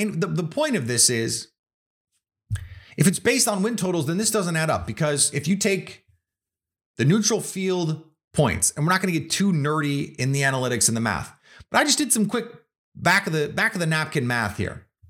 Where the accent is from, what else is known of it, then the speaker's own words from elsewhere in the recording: Milwaukee, Wisconsin, United States; I'm from Milwaukee. I grew up in Milwaukee.